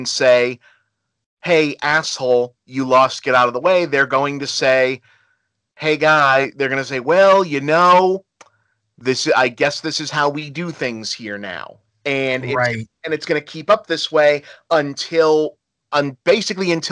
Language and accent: English; United States; I hate being an American